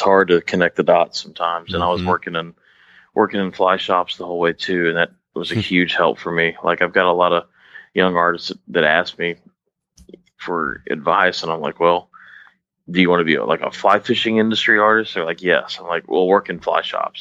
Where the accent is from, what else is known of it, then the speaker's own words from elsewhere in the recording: Dallas, Texas, United States; moved away; I'm from Dallas originally, so definitely that's kind of in my area, considering where I'm originally from